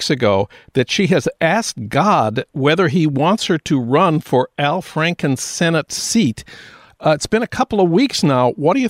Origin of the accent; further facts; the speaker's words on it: St. Paul, Minnesota, United States; now in Los Angeles, United States; my hometown of St. Paul